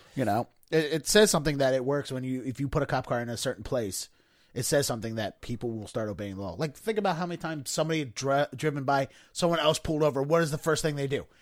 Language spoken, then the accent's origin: English; Baltimore County, Maryland, United States; I grew up in Baltimore County